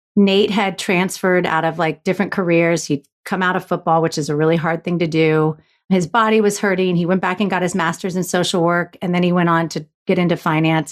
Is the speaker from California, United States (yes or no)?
no; Florida, United States; I was raised in Florida